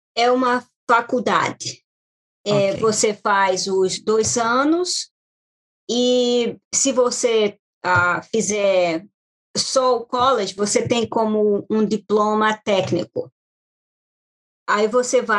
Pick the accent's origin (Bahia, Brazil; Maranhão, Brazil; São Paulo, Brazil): Maranhão, Brazil; Baixada Maranhense; moved away as an adult; now in United States; Eu sou do Maranhão, quente, muito quente. E além do mais, eu sou da Baixada do Maranhão.